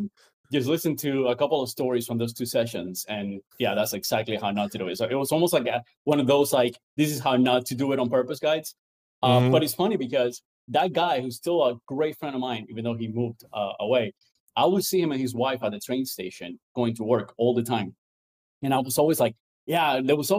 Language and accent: English; Cuba; moved away; also born or lived in Venezuela; I grew up in Cuba and a little bit in Venezuela.